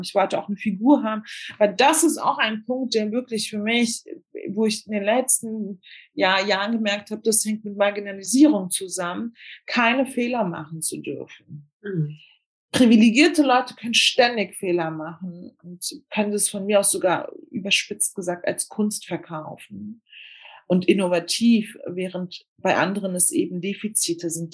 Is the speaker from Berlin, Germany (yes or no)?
yes; Berlin, Germany; ich bin in Deutschland zur Schule gegangen, auch in Berlin